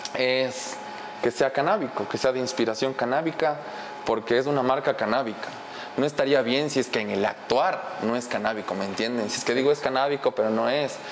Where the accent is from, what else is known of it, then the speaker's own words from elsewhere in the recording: Ecuador; estamos en la sociedad ecuatoriana